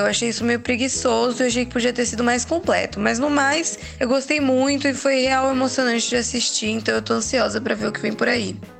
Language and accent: Portuguese; São Paulo, Brazil; eu sou de São Paulo